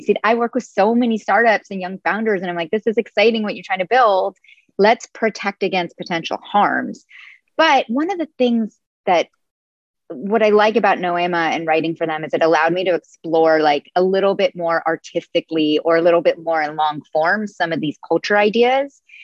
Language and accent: English; Silicon Valley, California, United States; I grew up in the Silicon Valley